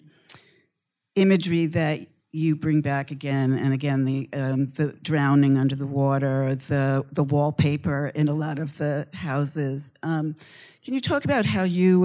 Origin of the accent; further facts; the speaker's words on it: New York, United States; I grew up in New York